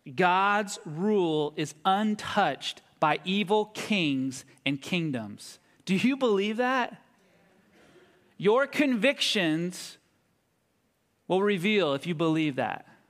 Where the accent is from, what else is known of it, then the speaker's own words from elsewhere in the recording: United States; my growing up here as an American